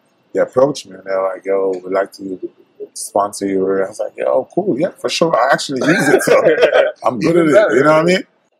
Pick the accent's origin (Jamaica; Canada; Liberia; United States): Jamaica; I went to Mexico for vacation in Cabo, and it was a guy. I was like, yo, I'm from Jamaica.